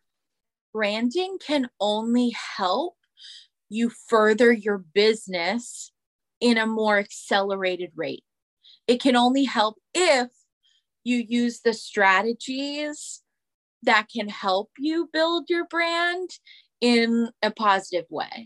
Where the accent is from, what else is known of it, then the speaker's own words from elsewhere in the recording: Pennsylvania, United States; moved away as an adult; also born or lived in New York City; I came home from New York City to Pennsylvania during the pandemic